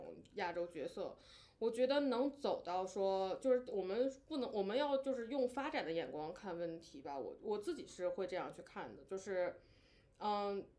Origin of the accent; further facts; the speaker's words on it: China; 经常我们中国人随口张口就来啊，